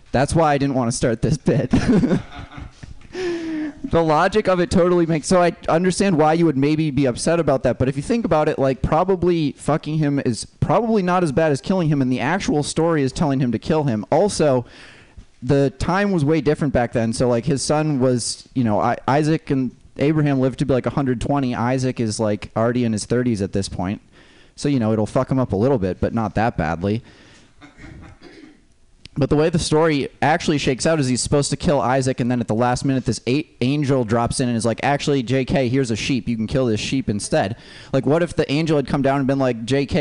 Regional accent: Minnesota, United States; moved away; I'm from Minnesota originally

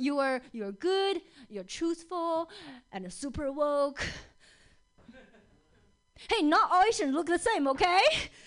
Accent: China; English is a second language; now in Seattle, United States; Because I grew up in China.

